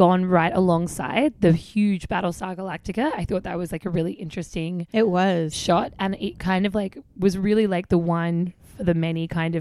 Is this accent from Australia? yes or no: yes; Australia; as an Australian, I don't say the R.